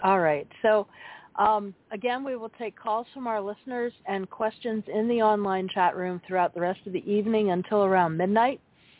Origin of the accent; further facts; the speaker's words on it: Billings, Montana, United States; I spent the summer after I graduated high school gigging five nights a week, with a cover band in my hometown of Billings, Montana.